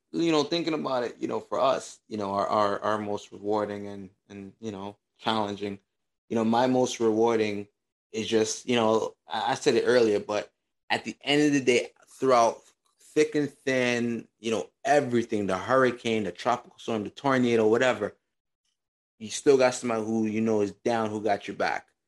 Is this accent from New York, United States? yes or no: yes; New York, United States; we are from New York